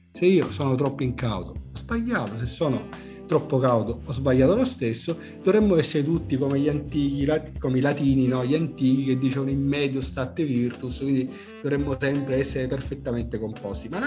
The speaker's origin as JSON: {"language": "Italian", "town": "Messina", "region": "Sicily", "country": "Italy", "said": "Sono messinese, per carità."}